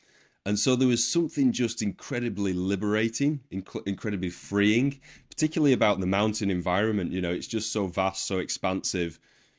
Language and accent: English; Wigan, North West England, United Kingdom; the place I grew up in Wigan, it's a working class rugby league town in Northern England.